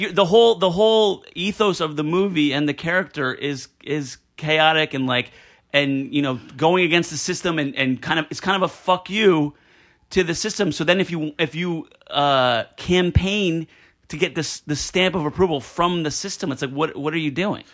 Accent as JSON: {"language": "English", "town": "Elizabeth", "region": "New Jersey", "country": "United States", "tie": "born or raised there", "said": "I grew up in Elizabeth, New Jersey"}